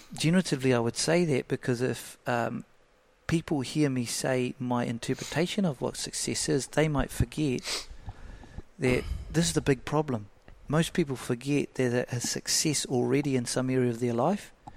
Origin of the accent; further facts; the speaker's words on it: Flaxmere, Hawke's Bay, New Zealand; Brought up in a real so low socioeconomic area, Flaxmere